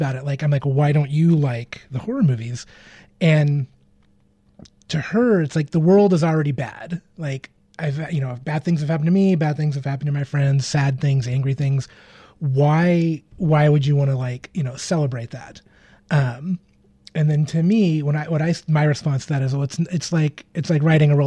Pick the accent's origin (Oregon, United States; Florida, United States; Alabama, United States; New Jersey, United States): Oregon, United States; Portland; moved away as an adult; also born or lived in Seattle, Washington; now in Los Angeles, United States; I kind of bounced back and forth between Portland and Seattle for most of my childhood.